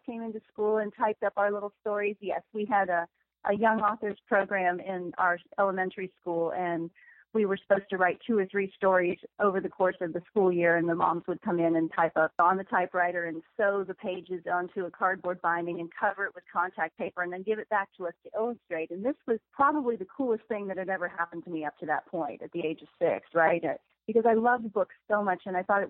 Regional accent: Cincinnati, Ohio, United States; moved away as an adult; also born or lived in Florida / Alabama; now in Texas, United States; I grew up in Cincinnati, Ohio, lived there until I was out of college

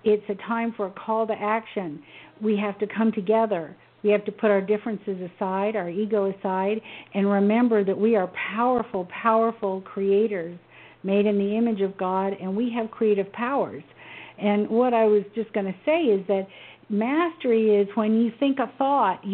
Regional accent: Memphis, Tennessee, United States; growing up in Memphis during the civil rights movement

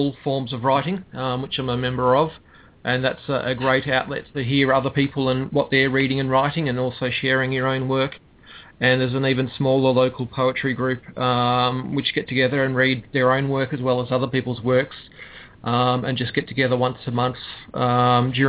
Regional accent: Australia; also born or lived in Melbourne, Victoria; I am an Aussie

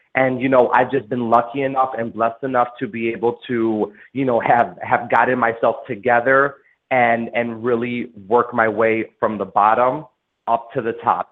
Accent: Des Plaines, Illinois, United States; also born or lived in Chicago / Park Ridge; was born in Chicago and I grew up between Park Ridge and Des Plaines

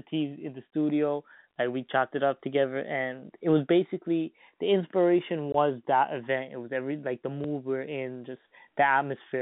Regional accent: Toronto, Ontario, Canada; I was from Toronto

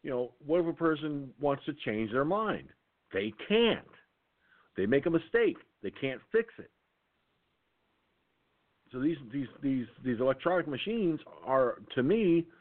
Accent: Valhalla, New York, United States; I was born in Valhalla, New York

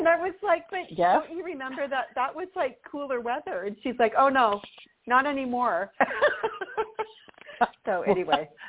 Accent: Southern California, United States; I grew up in Southern California

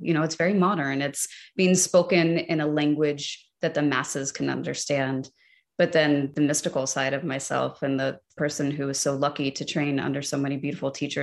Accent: United States; as an American

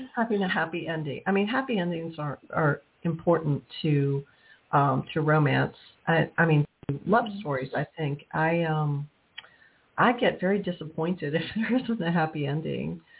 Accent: New Orleans, Louisiana, United States; also born or lived in Texas; I'm from New Orleans

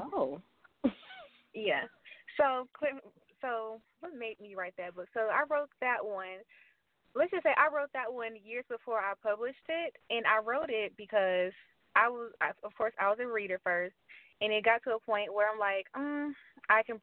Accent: Atlanta, Georgia, United States; I'm from Atlanta, Georgia. Live in Atlanta, Georgia. Been here all my life

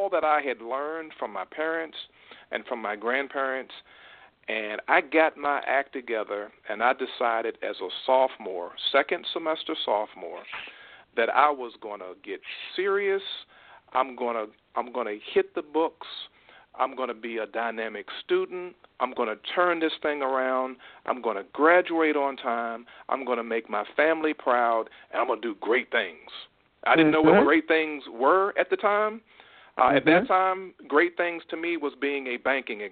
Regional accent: Richmond, Virginia, United States; I'm a graduate of Virginia Commonwealth University in Richmond, Virginia. That's my hometown, and so is my wife

